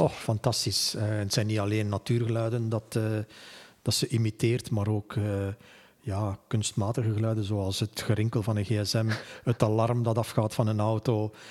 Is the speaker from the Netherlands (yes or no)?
no; Flanders, Belgium; hier bij ons in Vlaanderen